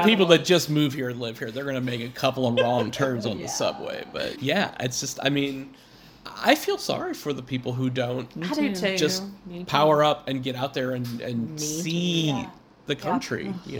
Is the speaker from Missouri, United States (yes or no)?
yes; Missouri, United States; also born or lived in Bay Area; now in New England, United States; You know, I'm from Missouri.